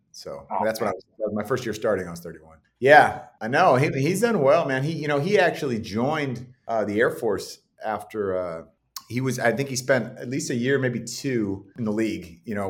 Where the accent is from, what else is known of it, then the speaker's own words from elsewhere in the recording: Bay Area, California, United States; moved away as an adult; when I was a little kid, I grew up in the Bay Area.